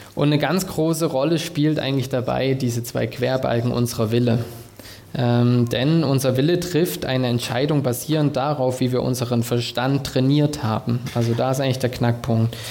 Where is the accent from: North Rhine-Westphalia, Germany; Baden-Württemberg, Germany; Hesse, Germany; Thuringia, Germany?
Thuringia, Germany; moved away as an adult; now in Stuttgart, Germany; Ich komme ursprünglich aus Thüringen